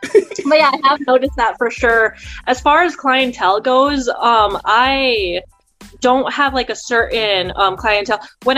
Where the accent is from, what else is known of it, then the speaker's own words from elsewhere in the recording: Mexico; first language Spanish; English is a second language; Mexican pretty much. So yeah, that would make me Hispanic. And I am fluent in Spanish. That was actually my first language.